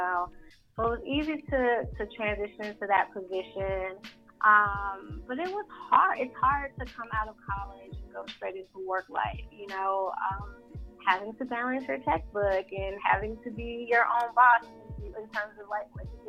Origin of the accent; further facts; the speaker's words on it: Atlanta, Georgia, United States; moved away as an adult; also born or lived in New York; now in Los Angeles, United States; I grew up in Southwest Atlanta